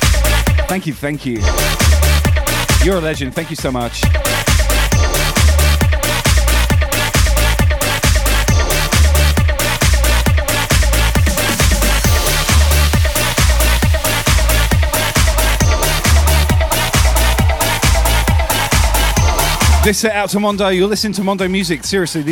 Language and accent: English; Southampton, South East England, United Kingdom; I'm from Southampton originally.